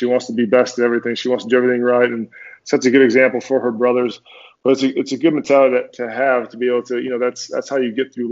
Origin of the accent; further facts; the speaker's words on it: Minnesota, United States; moved away as an adult; also born or lived in Denver / New York / New Jersey / Tennessee; So I grew up in Minnesota, went to University of Minnesota